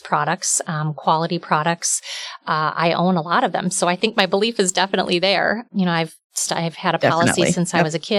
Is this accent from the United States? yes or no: yes; outside the Milwaukee area, Wisconsin, United States; I grew up outside the Milwaukee area